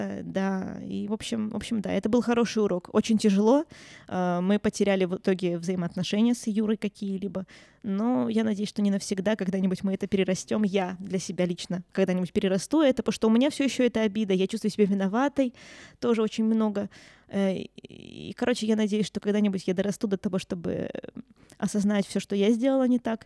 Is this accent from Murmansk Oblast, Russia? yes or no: yes; Murmansk, Murmansk Oblast, Russia; я свой город люблю, в конце концов я здесь родилась, я тут выросла